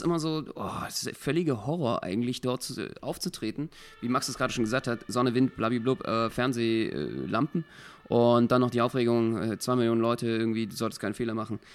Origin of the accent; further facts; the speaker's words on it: Berlin, Germany; als Berliner